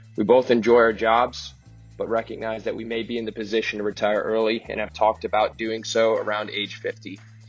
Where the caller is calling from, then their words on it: Florida, United States; I'm calling in from Florida.